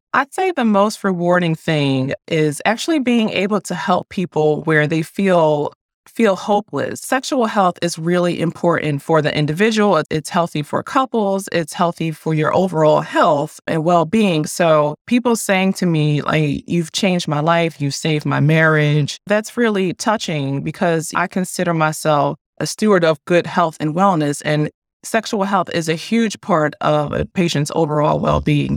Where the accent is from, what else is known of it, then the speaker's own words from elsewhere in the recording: Philadelphia, Pennsylvania, United States; moved away; also born or lived in Annapolis, Maryland; I'm from Philadelphia